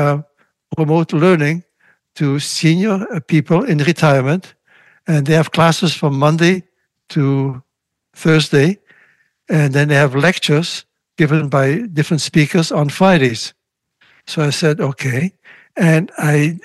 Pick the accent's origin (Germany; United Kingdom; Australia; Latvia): Latvia; born or raised there; first language Russian; English is a second language; now in Montreal, Canada